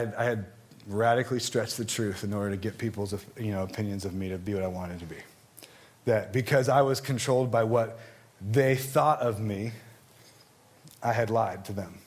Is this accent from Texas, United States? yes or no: no; Southern California, United States; I grew up in Southern California